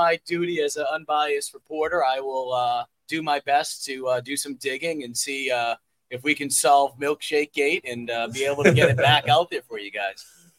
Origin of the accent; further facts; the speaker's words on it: New England, United States; I'm from New England.